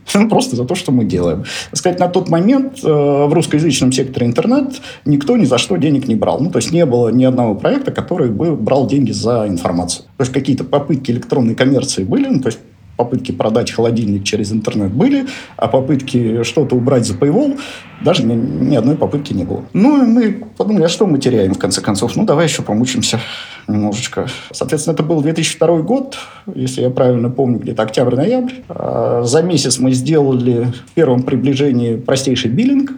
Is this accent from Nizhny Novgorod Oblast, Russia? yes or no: yes; Nizhny Novgorod, Nizhny Novgorod Oblast, Russia; moved away as an adult; Родился я в Нижнем Новгороде. Трудовую карьеру начал токарем на заводе «Гидромаш» в Нижнем Новгороде